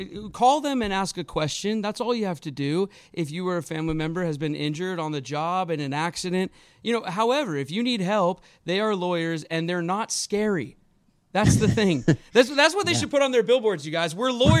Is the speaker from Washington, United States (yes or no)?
yes; Seattle, Washington, United States; born or raised there